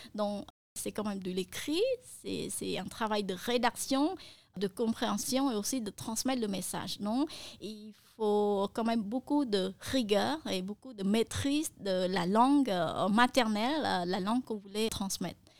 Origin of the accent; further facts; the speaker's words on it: Cambodia; first language Khmer; French is a second language; ma langue maternelle qui est le khmer